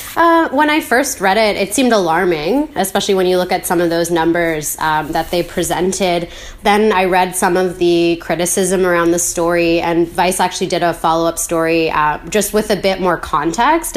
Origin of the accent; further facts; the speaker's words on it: Vancouver, British Columbia, Canada; I, I'm from Vancouver. I grew up here.